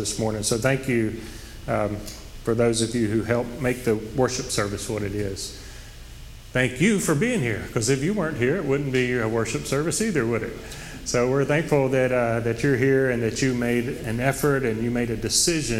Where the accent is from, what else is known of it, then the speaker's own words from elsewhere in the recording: Oak Grove, United States; I grew up in Oak Grove, and it's a rural community